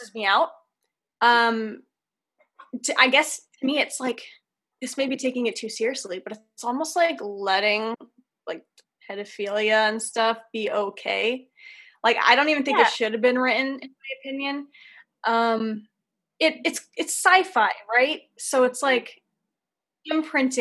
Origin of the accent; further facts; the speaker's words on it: Utah, United States; I'm from Utah.